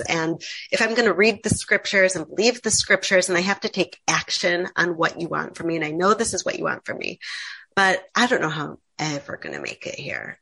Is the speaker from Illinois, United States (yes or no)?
yes; Chicago, Illinois, United States; moved away as an adult; also born or lived in New York; now in Israel; I grew up in America. I grew up in Chicago